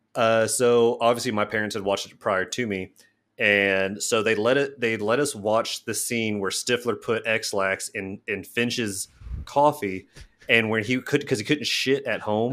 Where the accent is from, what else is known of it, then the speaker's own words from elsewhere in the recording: Midwest, United States; as a Midwesterner